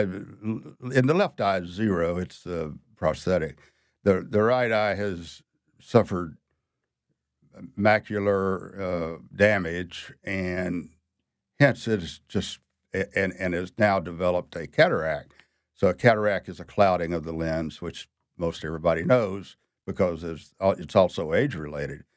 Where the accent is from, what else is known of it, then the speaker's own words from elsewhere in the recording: Mississippi, United States; moved away as an adult; now in New Orleans, United States; I was born in Mississippi